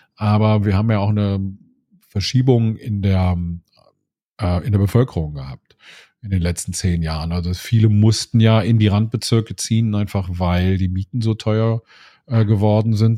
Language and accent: German; Bonn, North Rhine-Westphalia, Germany; moved away as an adult; also born or lived in Remagen; now in Berlin, Germany; in meiner Heimatstadt weiß ich in Bonn, ich habe im südlichen Teil von Bonn gewohnt